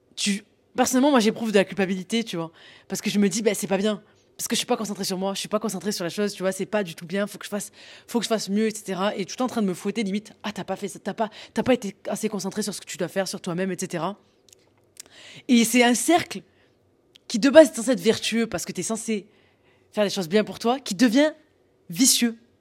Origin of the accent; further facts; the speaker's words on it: the South, southern France, France; je viens du Sud